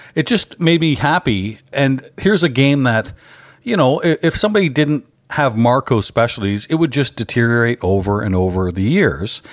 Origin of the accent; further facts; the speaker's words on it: Canada; I'm a Canadian.